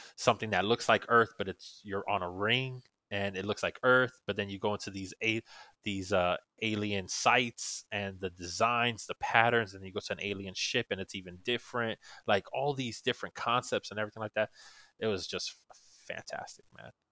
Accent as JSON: {"language": "English", "region": "New York", "country": "United States", "moved": "yes", "lives_now": "Florida, United States", "said": "I'm originally from New York, and, uh, so it was actually when I first moved down to Florida"}